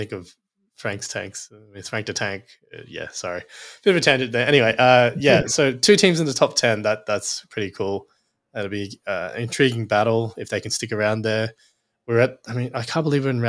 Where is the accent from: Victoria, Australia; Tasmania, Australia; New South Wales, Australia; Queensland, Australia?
Queensland, Australia; as a Queenslander